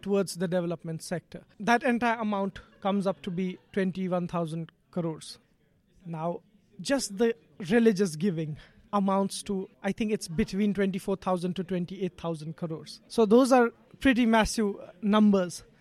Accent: Jammu and Kashmir, India; I'm from Kashmir

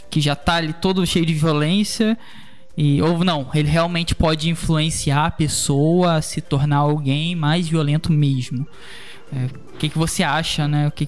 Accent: Rio de Janeiro, Brazil; É, eu sou do Rio de Janeiro, né? E o Brasil vive, vive uma guerra civil, né, cara?

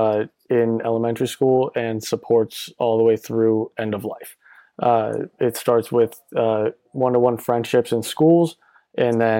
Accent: Orlando, Florida, United States; I'm originally from Orlando, Florida

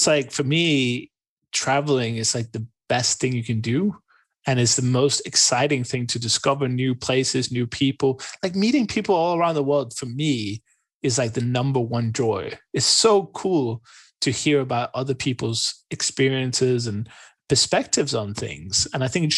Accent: Denmark; moved away as an adult; also born or lived in Hungary / England; now in Portugal; I was born in Denmark, I lived there forever

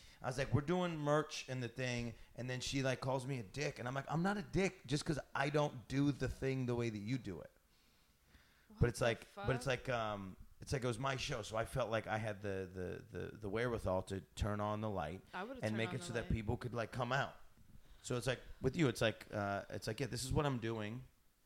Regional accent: Syracuse, New York, United States; growing up in like Syracuse

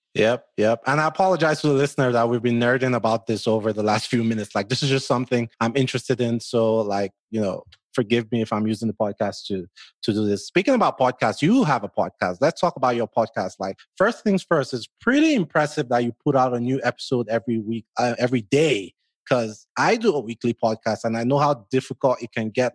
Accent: Nigeria; accent: Nigerian; moved away; growing up in Nigeria

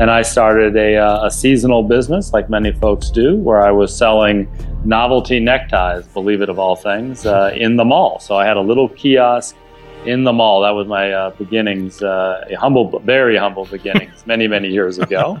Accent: California, United States; born and raised in California.

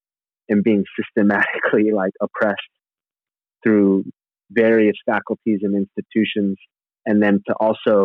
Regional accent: Santa Rosa, California, United States; I grew up in Northern California town called Santa Rosa

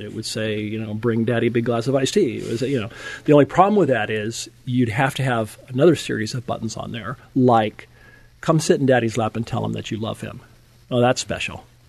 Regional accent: Napa, California, United States; I grew up in Napa, California

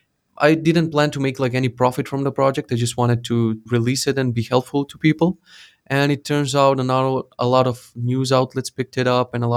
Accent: North Macedonia; So I made this like a news portal for our country. I'm from Macedonia.

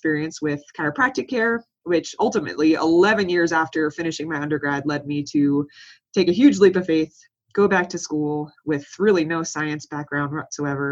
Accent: New York City, New York, United States; moved away; I grew up in New York City, which was an amazing experience

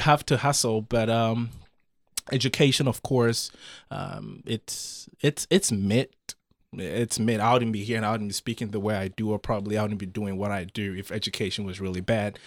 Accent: Ghana; moved away as an adult; also born or lived in Saarbrücken, Germany; I grew up in Ghana.

